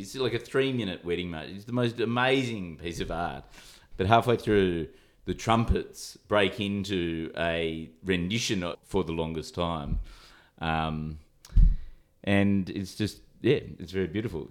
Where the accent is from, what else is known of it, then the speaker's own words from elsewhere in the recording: Sydney, New South Wales, Australia; I come from Sydney